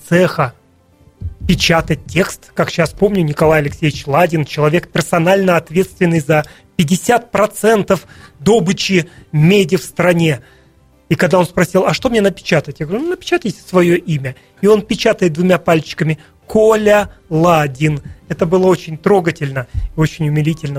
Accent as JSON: {"language": "Russian", "town": "Norilsk", "region": "Krasnoyarsk Krai", "country": "Russia", "tie": "born or raised there", "moved": "yes", "said": "с девяносто первого по девяносто шестой провел я в родном городе на Рильске"}